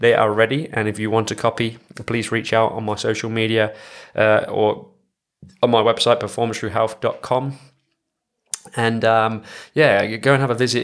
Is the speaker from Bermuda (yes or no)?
no; England, United Kingdom; moved away; being an English person